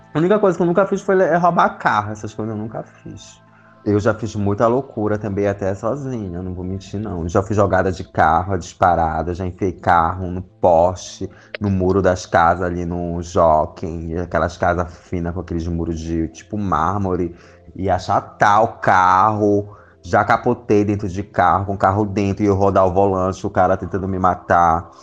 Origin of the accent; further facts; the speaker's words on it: Amapá, Brazil; now in São Paulo, Brazil; tenho 30 anos, sou do estado do Amapá. Saí de casa com muito nova, não me lembro muito bem, acho que eu tinha 12 anos